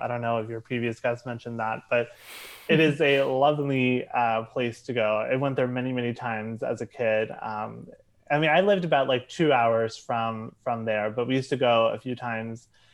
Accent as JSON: {"language": "English", "area": "Charles County", "region": "southern Maryland", "country": "United States", "tie": "born or raised there", "moved": "as an adult", "lives_now": "New York City, United States", "said": "I was born in in Maryland, um, and I was uh, I was raised there. Uh, I grew up in this uh, in southern Maryland, in a uh, place called Charles County"}